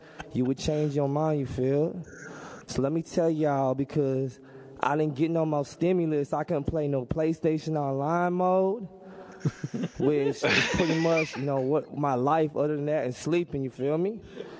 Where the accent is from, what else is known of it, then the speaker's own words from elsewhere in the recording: Oakland, California, United States; Just want to give a quick shout out to the Bay Area. I'm from East Oakland.